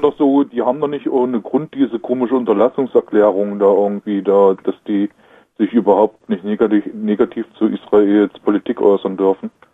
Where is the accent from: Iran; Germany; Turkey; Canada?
Germany; wir als Deutsche